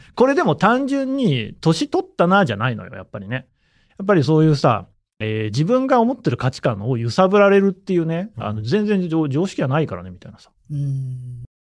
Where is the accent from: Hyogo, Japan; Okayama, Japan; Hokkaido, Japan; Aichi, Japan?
Aichi, Japan; Nagoya; 僕は名古屋市出身なの